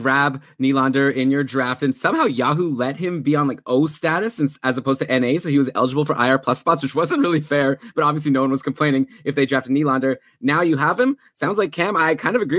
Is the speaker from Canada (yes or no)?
yes; Ottawa, Ontario, Canada; also born or lived in Toronto; I'm from Ottawa, but I consider my home to be Toronto.